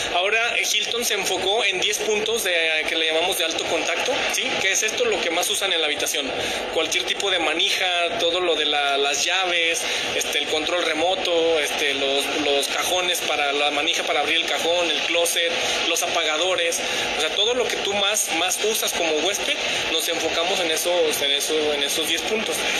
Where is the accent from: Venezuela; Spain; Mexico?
Mexico; Aguascalientes